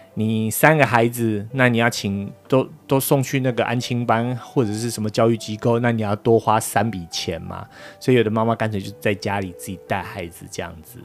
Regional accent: Taipei, Taiwan; accent: Chiayi accent; now in United States; 但是我是在台北长大的

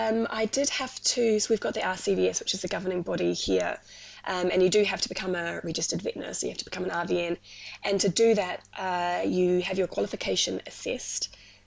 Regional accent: New Zealand; moved away as an adult; So originally from New Zealand, that's where I studied, that's where I grew up, and I went to uni like 2007, did all my nursing there, and then in kind of like 2015, it sounds really silly, I left the country because of a boy.

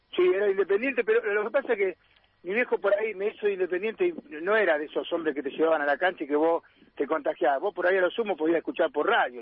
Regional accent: Buenos Aires, Argentina; now in Rosario, Argentina; Soy de Buenos Aires, soy de, de capital

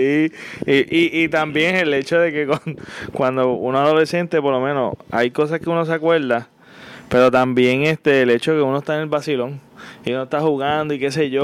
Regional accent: San José, Puerto Rico; also born or lived in United States; nosotros nos criamos todos en, en San José

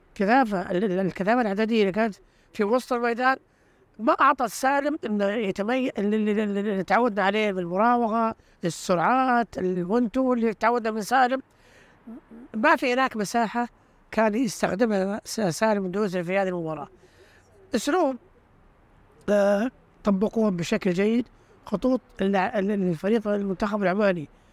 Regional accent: Saudi Arabia; عندنا في السعودية

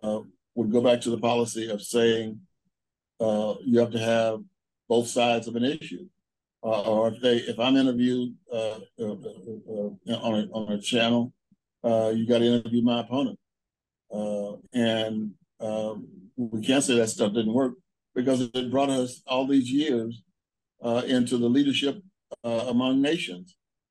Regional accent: Kansas City, Missouri, United States; I know people in my hometown in Kansas City who get up in the morning, get some coffee.

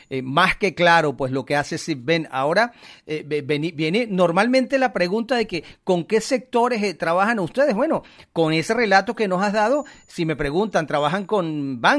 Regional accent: Venezuela; sentirnos orgullosos también con, ese, con eso que has dicho al final, somos eh, venezolanos.

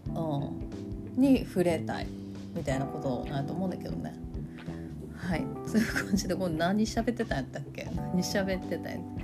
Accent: Kansai, Japan; accent: Kansai-ben

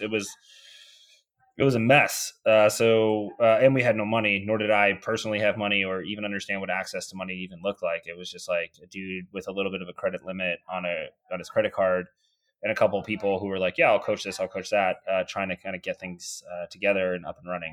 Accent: New York, United States; moved away as an adult; also born or lived in Georgia; born and raised in New York, right outside New York City

